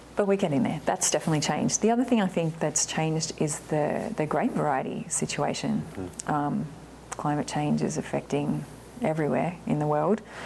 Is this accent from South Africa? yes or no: no; Australia; moved away as an adult; now in Oregon, United States; being Aussie